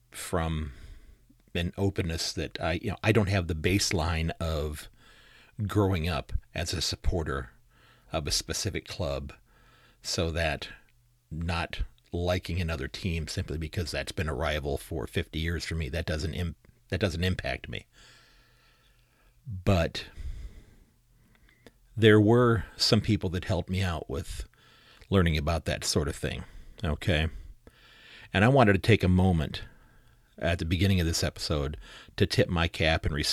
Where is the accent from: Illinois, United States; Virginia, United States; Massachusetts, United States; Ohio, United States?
Ohio, United States; Sandusky; from Sandusky, Ohio